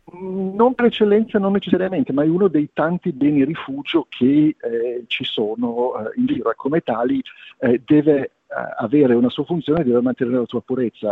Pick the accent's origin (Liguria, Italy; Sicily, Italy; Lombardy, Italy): Liguria, Italy; te lo dico da Ligure